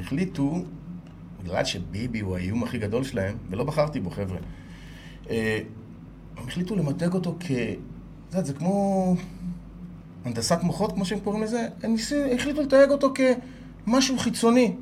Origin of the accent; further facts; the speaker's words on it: Israel; אני ישראלי, שירתי בצבא, אני מייצג את ישראל